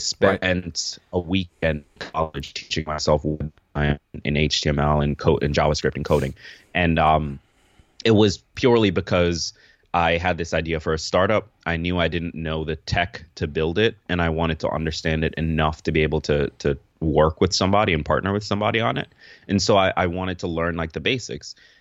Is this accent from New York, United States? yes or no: yes; upstate New York, United States; also born or lived in Kingston, Jamaica; now in New York City, United States; I grew up upstate New York